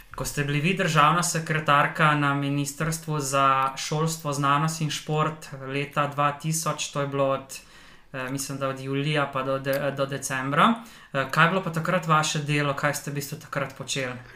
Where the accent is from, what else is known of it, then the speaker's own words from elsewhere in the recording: Slovenia; Slovenci smo delovni narod